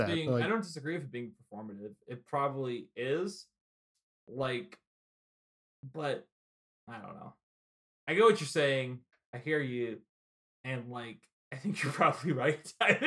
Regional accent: Indiana, United States; I grew up in Indiana.

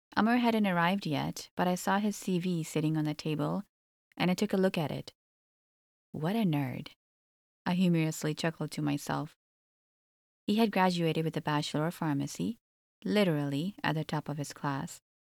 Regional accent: Toronto, Ontario, Canada; also born or lived in Egypt; I was born and raised in Canada

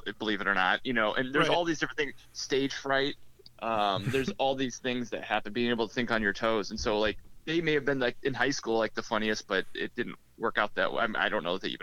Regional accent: Mason City, Iowa, United States; moved away as an adult; I grew up in Mason City, Iowa, northern Iowa, which is only like 30 minutes from Minnesota

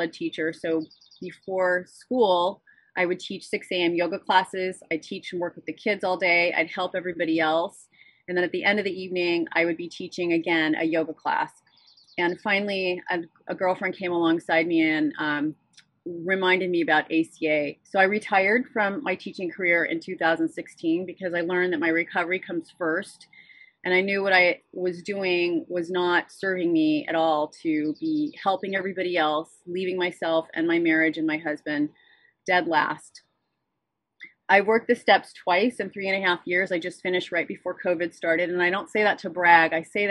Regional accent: Santa Barbara, California, United States; I am from Santa Barbara, California. I'm a native, born and raised Californian.

